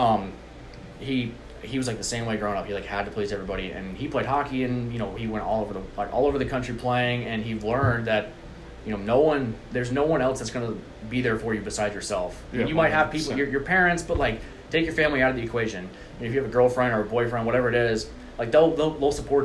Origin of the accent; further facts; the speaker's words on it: Huntsville, Alabama, United States; I'm from Huntsville, and being at UAH